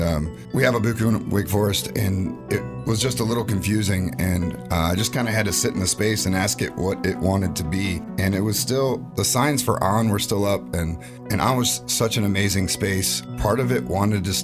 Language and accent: English; Rochester, New York, United States; also born or lived in Charlotte, North Carolina; now in Raleigh, United States; Originally from Rochester, New York, but I've been out here a long time. I went to high school in Charlotte